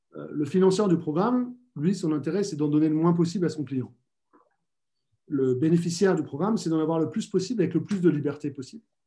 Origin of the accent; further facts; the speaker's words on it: France; chez nous en France